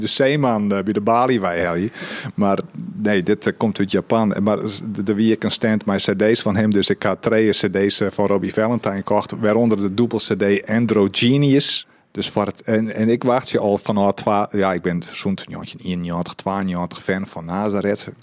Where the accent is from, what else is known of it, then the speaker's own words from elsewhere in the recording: Netherlands; en dan kom ik uit Husterveen